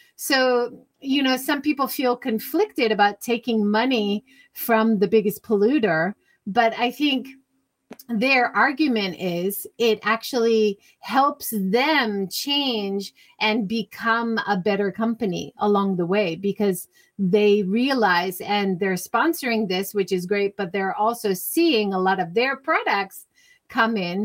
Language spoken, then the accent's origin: English; Hawaii, United States; now in Japan; I grew up in Hawaii.